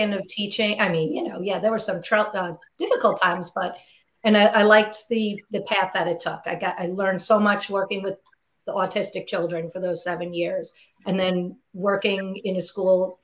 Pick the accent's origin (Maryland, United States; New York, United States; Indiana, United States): New York, United States; New York City; moved away as an adult; also born or lived in Long Island, New York / Manhattan, New York; now in Connecticut, United States; I grew up in Queens, then we moved to Long Island. Then I moved back to Queens